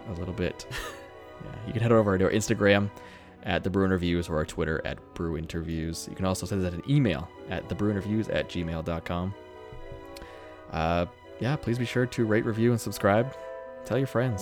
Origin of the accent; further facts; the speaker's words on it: United States; I'm American